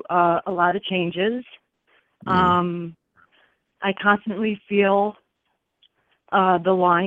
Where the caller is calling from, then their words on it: Long Island, New York, United States; New York, Long Island.